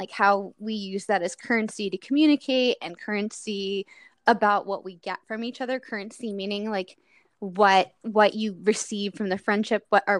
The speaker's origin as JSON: {"language": "English", "region": "Delaware", "country": "United States", "tie": "born or raised there", "also_born_or_lived": "Midwest / California", "moved": "yes", "said": "growing up in Delaware, which is, like, a very small town on the East Coast"}